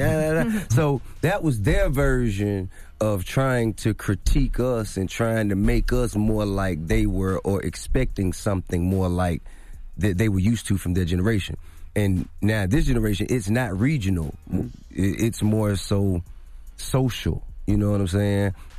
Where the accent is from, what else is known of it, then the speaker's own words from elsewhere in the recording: New York, United States; I'm an old soul for one. Plus, I grew up in New York, you know what I'm saying?